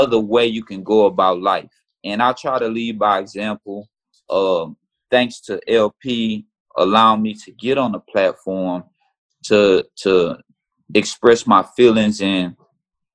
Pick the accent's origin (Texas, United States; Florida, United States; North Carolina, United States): Texas, United States; Houston; here in Houston is my home. And I know I have a big following in my hometown